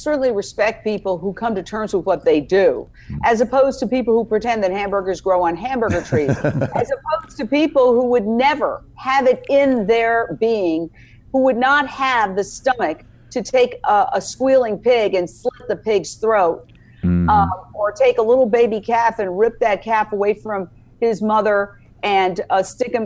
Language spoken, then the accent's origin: English; New York City, New York, United States; I was born and raised in Midtown Manhattan. I grew up across the street from Carnegie Hall